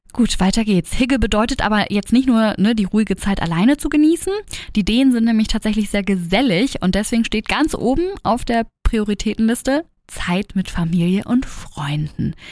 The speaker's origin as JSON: {"language": "German", "country": "Germany", "lives_now": "Hamburg, Germany", "said": "bei uns in Deutschland"}